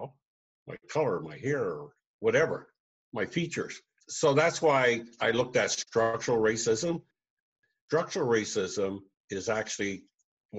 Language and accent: English; Truro, Nova Scotia, Canada; moved away as an adult; also born or lived in Toronto, Canada; growing up in Truro in Glasgow.